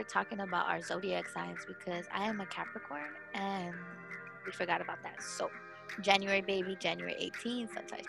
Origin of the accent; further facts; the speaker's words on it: El Monte, California, United States; from El Monte. I am 23 years old and I am Mexican.